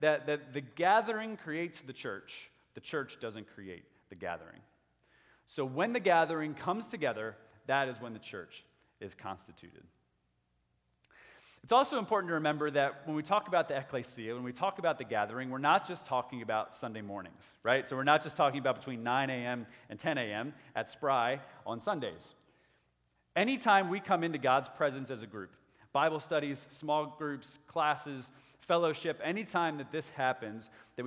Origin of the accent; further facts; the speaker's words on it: United States; as American people, as good Westerners